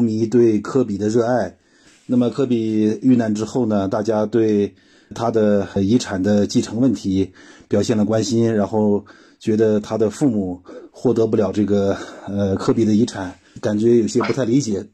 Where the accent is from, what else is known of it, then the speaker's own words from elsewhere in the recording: China; 我们中国人有叔叔，有舅舅，有娘娘，有姑姑